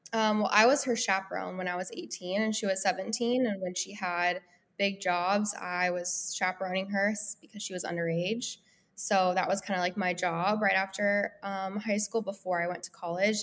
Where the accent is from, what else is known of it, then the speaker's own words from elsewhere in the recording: Denver, Colorado, United States; also born or lived in Los Angeles, United States; now in Nashville, United States; I'm originally from Denver, Colorado